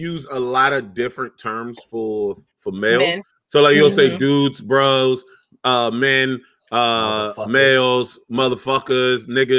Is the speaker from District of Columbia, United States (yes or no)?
yes; Washington, District of Columbia, United States; from DC. I was born and raised in DC, uptown all day.